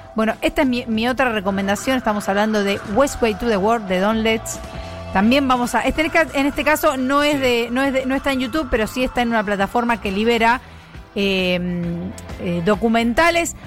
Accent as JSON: {"language": "Spanish", "country": "Argentina"}